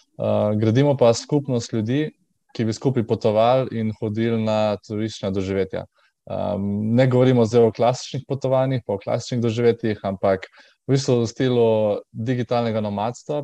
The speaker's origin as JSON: {"language": "Slovenian", "town": "Trbovlje", "country": "Slovenia", "also_born_or_lived": "Škofja Loka area, Slovenia / Primorska, Slovenia", "moved": "as an adult", "said": "prihajam tako, iz, iz Trbove, uh, kjer pač ne, ne živim um, od 18 let"}